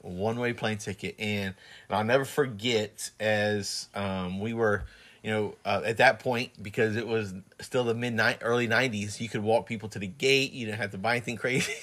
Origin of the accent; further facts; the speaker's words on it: Plant City, Florida, United States; moved away; also born or lived in New Jersey; when we first got married, we moved back to Plant City